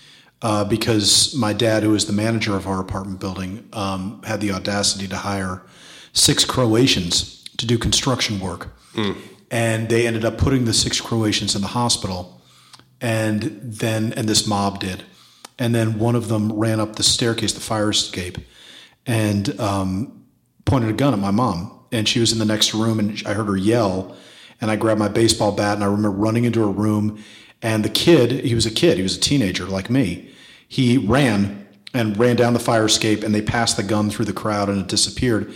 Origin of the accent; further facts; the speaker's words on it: New York City, New York, United States; I was growing up in New York City in the 80s.